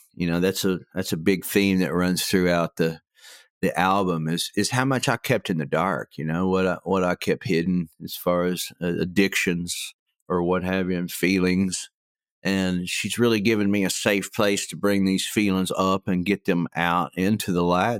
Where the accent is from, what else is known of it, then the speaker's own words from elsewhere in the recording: Tecumseh, Oklahoma, United States; also born or lived in Stillwater, Oklahoma; where I grew up in Tecumseh, you could hear the highway from our house